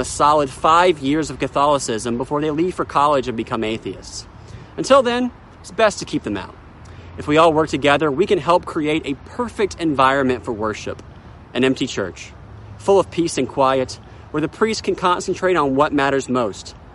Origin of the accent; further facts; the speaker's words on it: Charleston, South Carolina, United States; I'm here in my hometown of Charleston, South Carolina